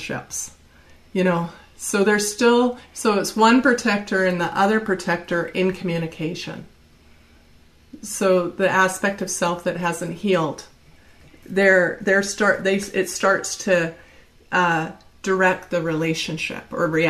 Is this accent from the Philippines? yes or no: no; Canada; moved away; I'm from Canada